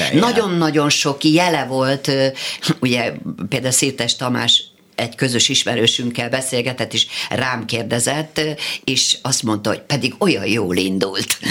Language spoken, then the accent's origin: Hungarian; Szolnok, Jász-Nagykun-Szolnok, Hungary; moved away as an adult; also born or lived in Budapest; Én szolnoki vagyok. Én föl, följöttem vidékről felvételizni